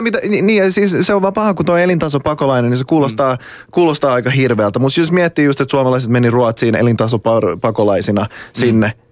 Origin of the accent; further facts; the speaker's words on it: Raseborg, Uusimaa, Finland; mä oon Tammisaaresta